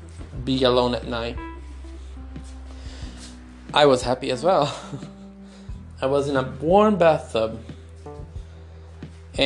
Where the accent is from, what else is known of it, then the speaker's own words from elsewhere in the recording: Brazil; moved away as an adult; also born or lived in Brighton; I'm from Brazil